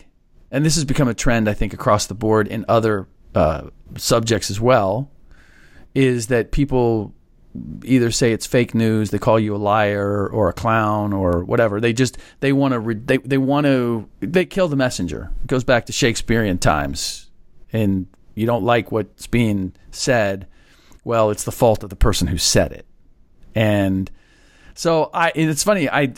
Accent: Midwest, United States; also born or lived in Washington, D.C., United States; Even though I'm from the Midwest.

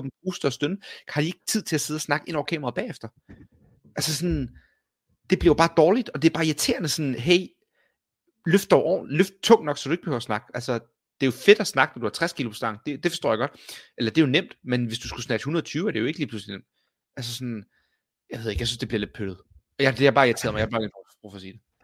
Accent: Copenhagen, Capital Region of Denmark, Denmark; jeg er københavner

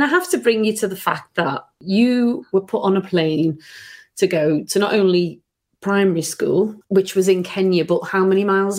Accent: Liverpool, North West England, United Kingdom; I grew up in Shoebrook, West Derby, Liverpool

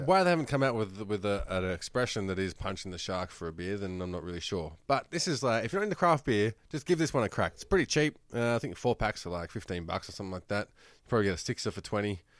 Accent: Australia; accent: Australian; does it sound like I have an accent that isn't Australian

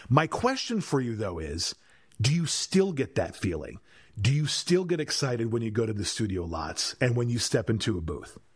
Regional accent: South Milwaukee, Wisconsin, United States; moved away as an adult; now in Los Angeles, United States; the small town kid that was growing up in South Milwaukee, Wisconsin

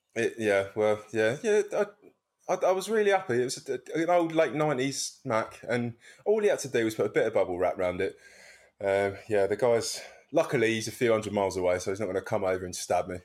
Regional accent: Wallington, London, United Kingdom; I come from Wellington.

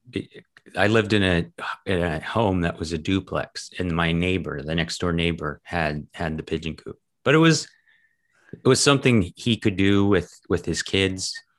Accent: Massachusetts, United States; I grew up in Massachusetts

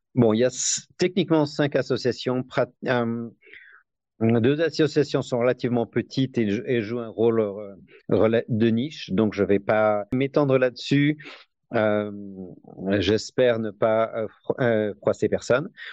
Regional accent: Besançon, Bourgogne-Franche-Comté, France; moved away as an adult; also born or lived in Paris, France; now in United States; j'ai grandi à Besançon

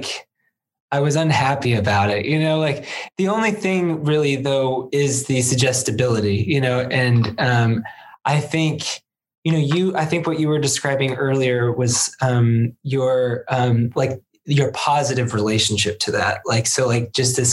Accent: United States; As an American

